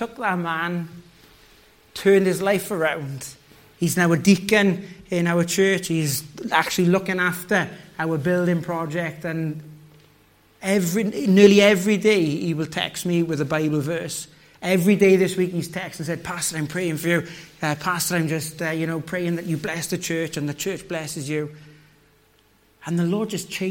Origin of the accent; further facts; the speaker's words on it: the Valleys, Wales, United Kingdom; moved away; I come from the valleys in Wales